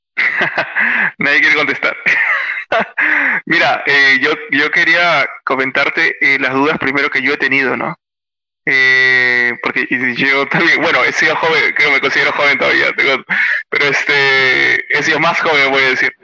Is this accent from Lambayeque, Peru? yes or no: no; Lima, Peru; soy natural de Lima